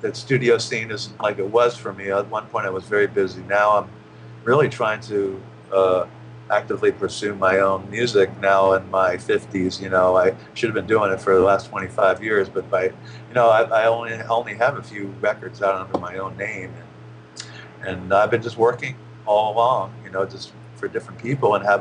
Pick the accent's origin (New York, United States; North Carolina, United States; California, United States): New York, United States; around; now in Los Angeles, United States; I grew up around New York